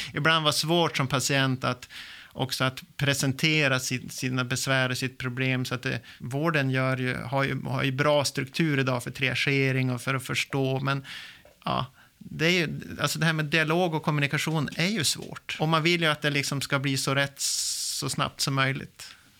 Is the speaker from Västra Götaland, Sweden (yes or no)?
no; Lycksele, Västerbotten County, Sweden; now in Umeå, Sweden; Jag är uppväxt i inlandet i Västerbotten, i lilla Lycksele